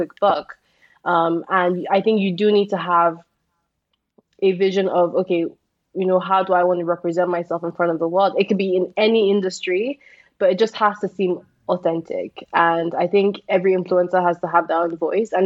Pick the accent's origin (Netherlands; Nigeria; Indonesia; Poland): Nigeria; being a Nigerian influencer